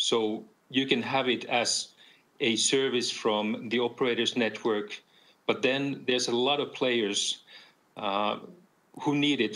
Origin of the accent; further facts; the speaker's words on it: Finland; in my home country in Finland